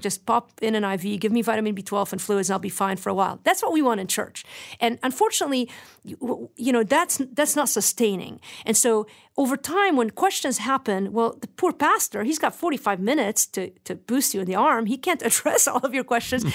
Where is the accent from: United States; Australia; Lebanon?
Lebanon; moved away; remember growing up in Lebanon